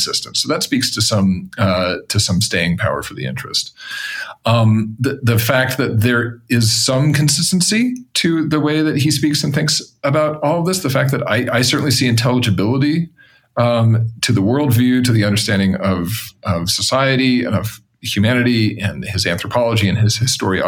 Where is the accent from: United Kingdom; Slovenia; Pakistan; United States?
United States; Denver, Colorado; I grew up in Colorado, for example. I grew up partially in suburban Denver